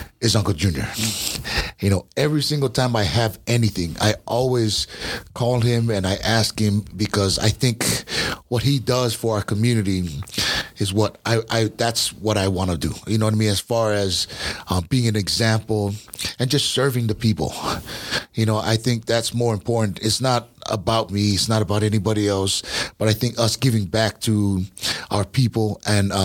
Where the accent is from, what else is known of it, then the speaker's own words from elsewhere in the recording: Hawaii, United States; I was from Hawaii